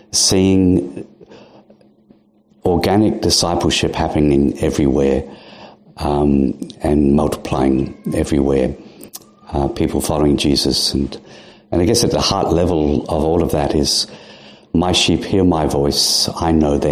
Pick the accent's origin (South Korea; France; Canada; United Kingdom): United Kingdom; Yorkshire and the Humber; also born or lived in India; now in Adelaide, Australia; I was born in England, Yorkshire